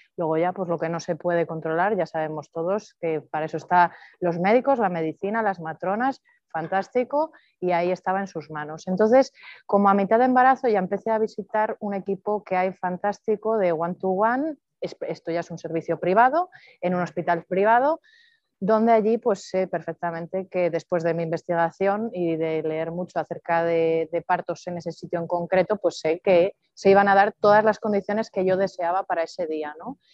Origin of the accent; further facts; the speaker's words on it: Palencia, Castile and León, Spain; also born or lived in Madrid; now in Andorra; soy de Palencia, nací en Palencia con P